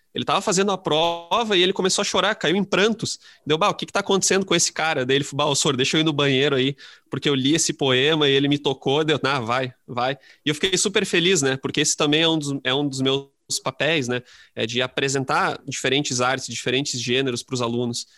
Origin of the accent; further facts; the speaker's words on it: Lajeado, Rio Grande do Sul, Brazil; eu sou de Lajado, eu sou do interior do Rio Grande do Sul